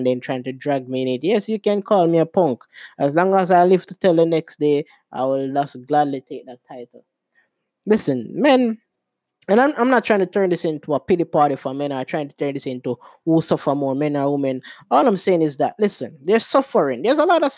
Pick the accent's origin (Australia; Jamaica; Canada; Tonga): Jamaica; I'm Jamaican